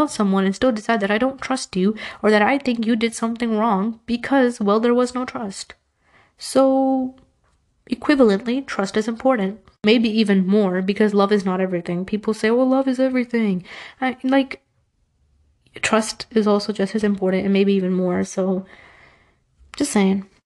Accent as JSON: {"language": "English", "country": "Pakistan", "said": "And it's not just like Pakistani culture. I'm Pakistani, but it's not just that."}